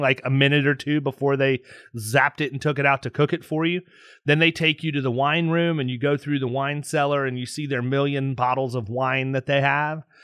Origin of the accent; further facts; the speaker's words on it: Tampa, Florida, United States; my hometown, Tampa, Florida